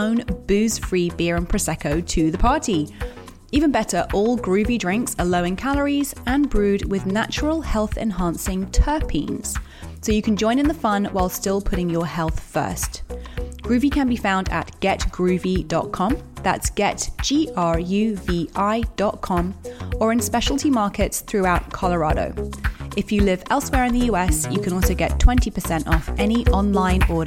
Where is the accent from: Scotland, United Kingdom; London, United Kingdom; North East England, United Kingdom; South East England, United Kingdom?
London, United Kingdom; also born or lived in Brooklyn, New York; now in New York, United States; I was born in Tottenham Court Road. I'm a Londoner through and through.